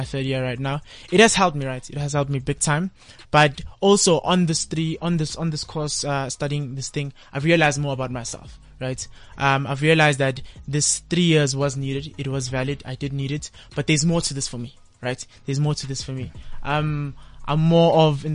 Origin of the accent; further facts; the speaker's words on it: Kempton Park, Gauteng, South Africa; I'm from Nokam Park, right? In the Kempton Park.